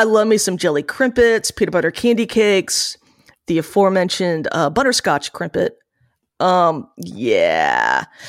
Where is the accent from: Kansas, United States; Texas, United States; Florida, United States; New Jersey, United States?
New Jersey, United States; born or raised there